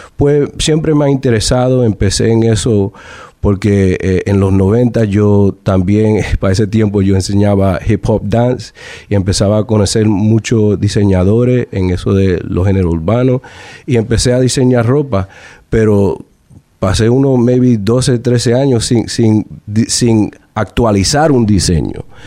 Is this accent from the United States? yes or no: yes; Rhode Island, United States; crecí como boricua, boricua al fin, eh, entrenado en lo que es el boricua, también en lo que es el dominicano, porque mi mamá tuvo mucho que ver con, eventos culturales, eh, con varias culturas, con todas las culturas que predominan aquí en Rhode Island